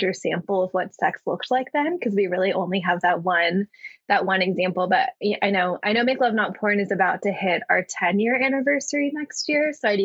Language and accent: English; Texas, United States; I grew up in Texas